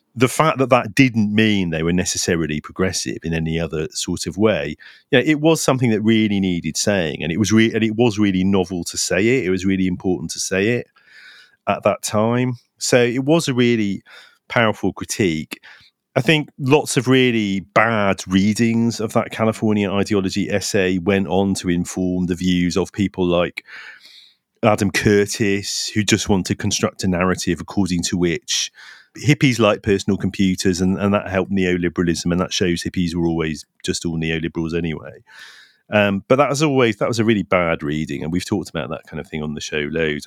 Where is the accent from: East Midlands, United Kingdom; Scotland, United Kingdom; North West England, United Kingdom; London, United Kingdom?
London, United Kingdom; I was from East London